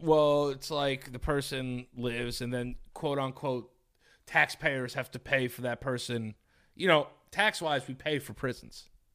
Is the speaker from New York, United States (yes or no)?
yes; New York, United States; I'm from New York